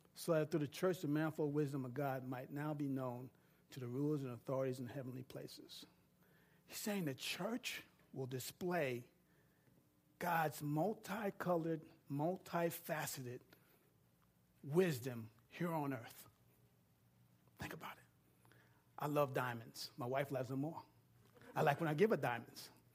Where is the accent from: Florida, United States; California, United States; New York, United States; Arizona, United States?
New York, United States; moved away; I'm from New York